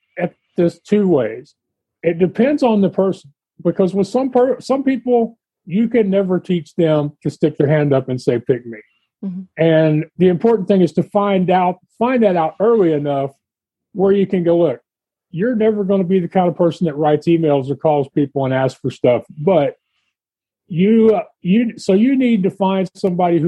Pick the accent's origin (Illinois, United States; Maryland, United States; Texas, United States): Texas, United States; And I'm from Texas